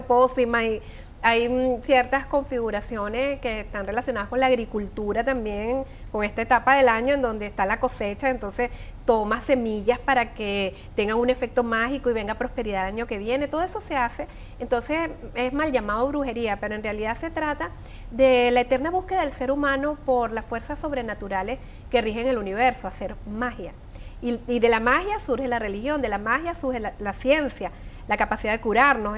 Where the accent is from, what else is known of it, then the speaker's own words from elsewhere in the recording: Venezuela; moved away; como buenos venezolanos tenemos muchas tradiciones